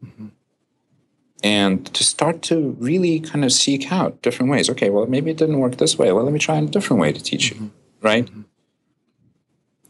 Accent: Russia; moved away; I was born and raised in Russia

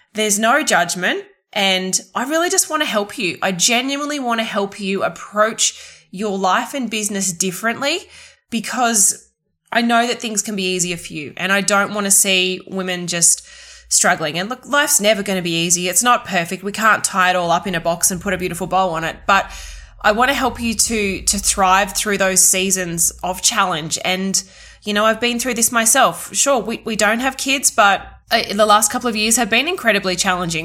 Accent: southeast Queensland, Australia; in southeast queensland especially in my hometown

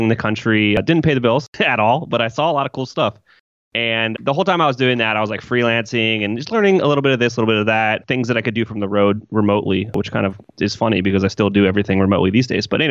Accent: Columbus, Ohio, United States; I'm from Columbus, Ohio

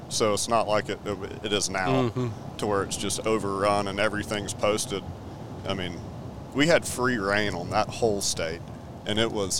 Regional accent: Columbia, South Carolina, United States; I'm originally from Columbia, South Carolina. I'm 36 years young.

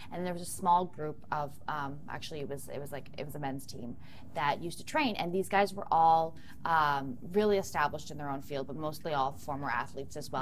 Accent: four hours north of Toronto, Ontario, Canada; moved away as an adult; also born or lived in United States; I'm from four hours north of Toronto.

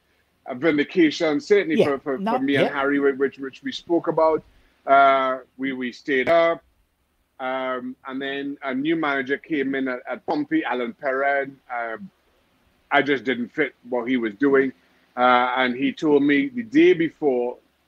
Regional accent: Trinidad & Tobago; I grew up in Trinidad Tobago where, you know, you had two channels on TV.

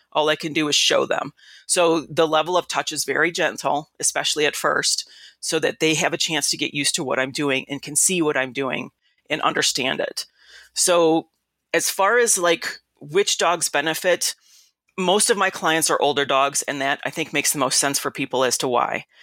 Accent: Detroit, Michigan, United States; also born or lived in Kalamazoo / Illinois; I'm from Detroit

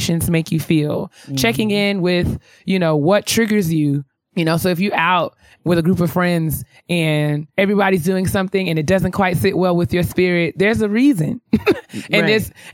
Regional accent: White Plains, New York, United States; moved away; I'm from New York, or because I'm from, you know, White Plains in New York

